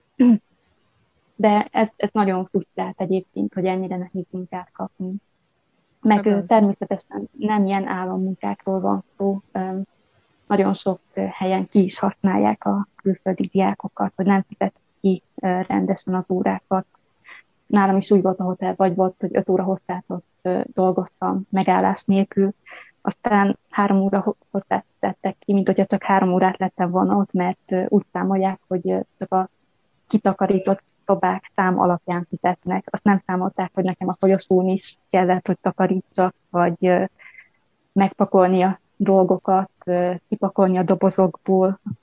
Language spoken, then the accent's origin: Hungarian; Telečka, Vojvodina, Serbia; moved away as an adult; also born or lived in Subotica, Serbia / Novi Sad, Serbia / United States / Budapest, Hungary; now in Horsens, Denmark; Vajdaságból, Nyugat-Bácskából származom. Egy bács, a falunak a neve Bácsgyula falva, Telecska. Itt nőttem fel